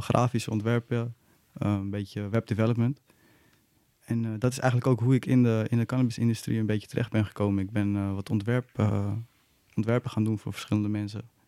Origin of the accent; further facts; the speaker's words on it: Nieuw-Vennep, North Holland, Netherlands; moved away as an adult; now in Amsterdam, Netherlands; ik ben, ik ben in Nieuw-Vennep opgegroeid.